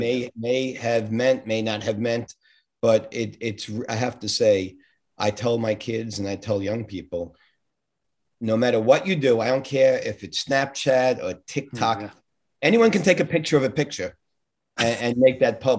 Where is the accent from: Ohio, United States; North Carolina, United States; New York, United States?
New York, United States; New York City; moved away as an adult; also born or lived in Brooklyn / New Jersey; now in Florida, United States; as you can tell from the accent, it wasn't Kansas. I was born in Brooklyn and moved to Queens when I was about 5. So basically stayed there through the time I got married